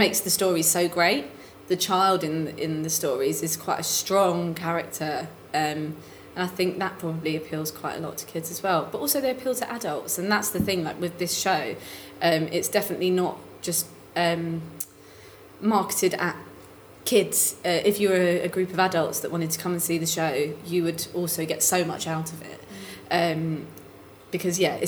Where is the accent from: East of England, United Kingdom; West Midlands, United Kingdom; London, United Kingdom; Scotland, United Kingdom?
London, United Kingdom; Romford; in Essex, in Romford